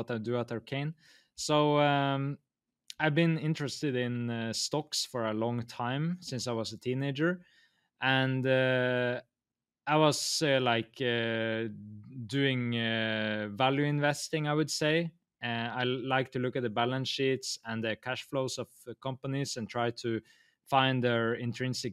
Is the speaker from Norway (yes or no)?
yes; Norway; I'm from Norway, and here heat is so valuable because it's so cold here